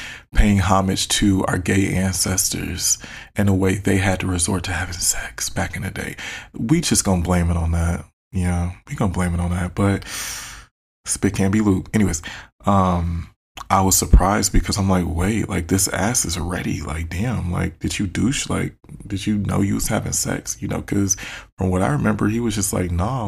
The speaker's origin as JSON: {"language": "English", "town": "Detroit", "region": "Michigan", "country": "United States", "said": "I'm from Detroit. We talk shit."}